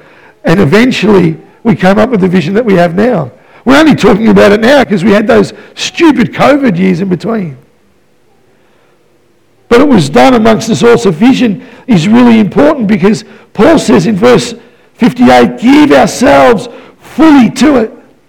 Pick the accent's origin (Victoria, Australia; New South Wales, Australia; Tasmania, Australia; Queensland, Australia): Victoria, Australia; Melbourne; You know, I came from Melbourne. I was my mama's boy.